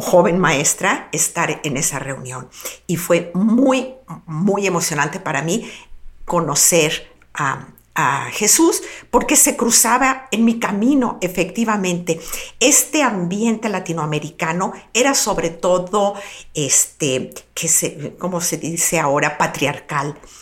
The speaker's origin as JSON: {"language": "Spanish", "town": "Guadalajara", "region": "Jalisco", "country": "Mexico", "said": "soy local, soy comunicóloga y soy profesora de la Universidad de Guadalajara"}